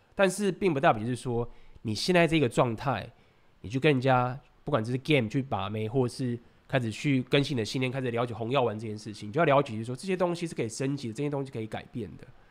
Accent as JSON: {"language": "Chinese", "country": "Taiwan", "said": "我是台湾人"}